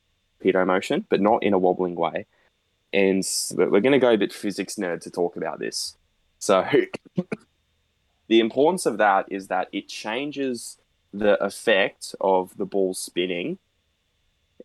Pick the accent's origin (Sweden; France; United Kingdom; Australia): Australia; Townsville, Queensland; I'm from Crown Townsville